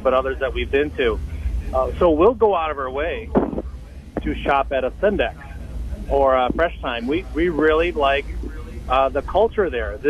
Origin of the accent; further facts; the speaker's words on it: Racine County, Wisconsin, United States; I'm actually from the Racine County area. I live in Raymond